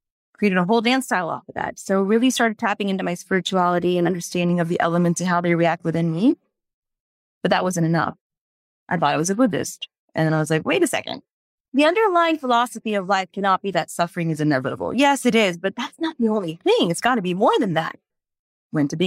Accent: Houston, Texas, United States; growing up in the United States, in Houston, Texas

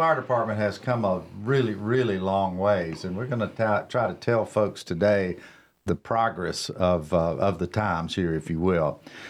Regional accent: Cornelius, North Carolina, United States; Another local. There's not many of us.

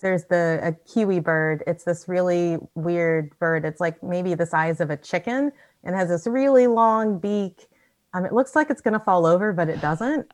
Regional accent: United States; moved away as an adult; also born or lived in Chicago / Sonoma; now in Auckland, New Zealand; I'm American

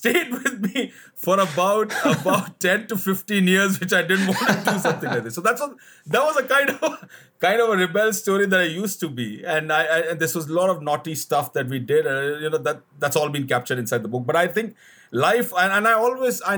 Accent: Delhi, India; I was born and brought up in Delhi, the capital of India

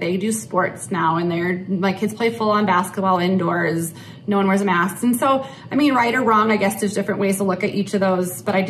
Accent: Iowa, United States; I love Iowa. I'm from Iowa.

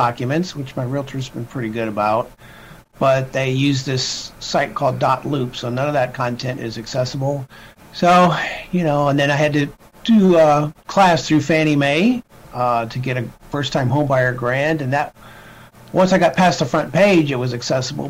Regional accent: Illinois, United States; moved away as an adult; Relocated back to my hometown in Illinois

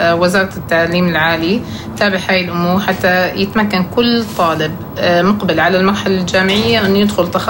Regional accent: Jordan; انا بشوف انه انا

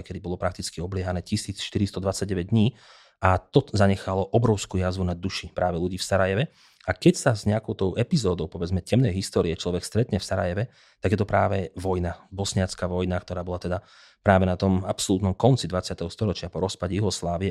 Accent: Slovakia; u nás doma

